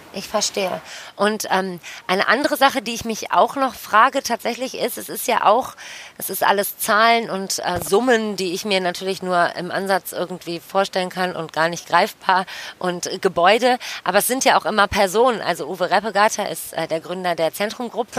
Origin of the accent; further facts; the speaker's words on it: Düsseldorf, North Rhine-Westphalia, Germany; moved away as an adult; Ich komme aus Düsseldorf, ähm, bin nach ein paar Stationen außerhalb wieder sehr, sehr, sehr gerne hier